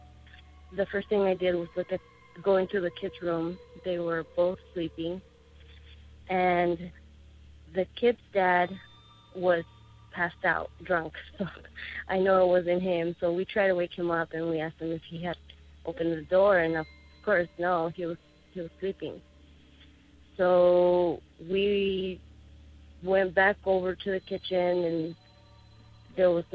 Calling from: Tucson, Arizona, United States; I'm calling from Tucson, Arizona.

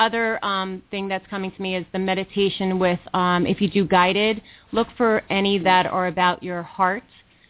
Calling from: New York, United States; I'm calling from New York. I don't know if I said that, so I am calling from New York Eastern Time.

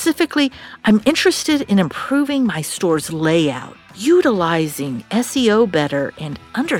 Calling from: Ottawa, Ontario, Canada; from Ottawa.

